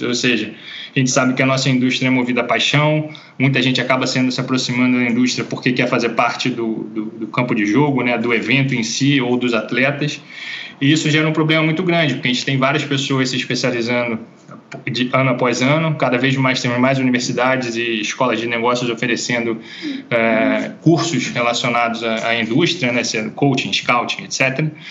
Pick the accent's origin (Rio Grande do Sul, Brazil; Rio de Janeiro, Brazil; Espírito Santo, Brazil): Rio de Janeiro, Brazil; moved away as an adult; also born or lived in Norway; ser brasileiro